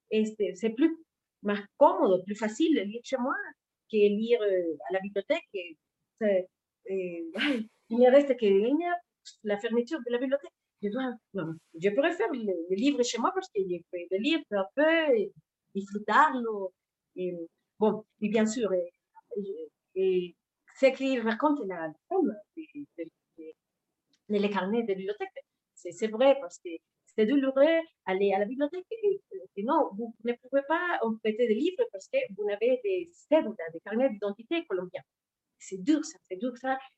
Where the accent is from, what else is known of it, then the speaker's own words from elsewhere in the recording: Táchira, Venezuela; accent: almost central Venezuelan; first language Spanish; French is a second language; moved away as an adult; Et moi, j'habitais toute la vie à Táchira, mais mon accent